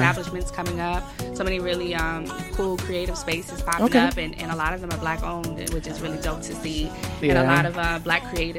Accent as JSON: {"language": "English", "town": "New York City", "region": "New York", "country": "United States", "tie": "born or raised there", "also_born_or_lived": "Bushwick, Brooklyn", "said": "I'm from Flatbush. I'm from Flatbush. I tell people that Bushwick made me, Flatbush raised me."}